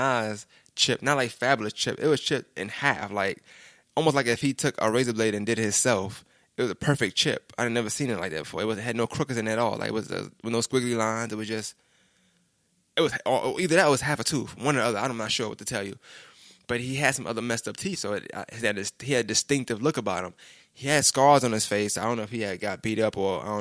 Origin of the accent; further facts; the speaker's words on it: New York City, New York, United States; I'm really from New York